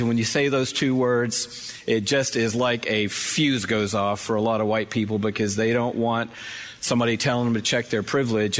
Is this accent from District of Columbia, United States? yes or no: no; Atlanta, Georgia, United States; grow up in Atlanta